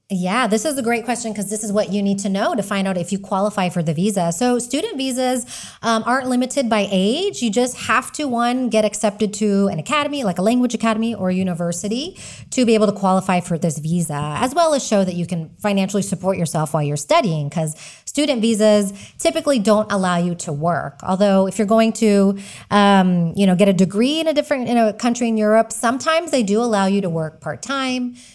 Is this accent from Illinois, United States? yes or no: no; Texas, United States; moved away as an adult; now in Spain; I am an American. I'm from Texas, living in Spain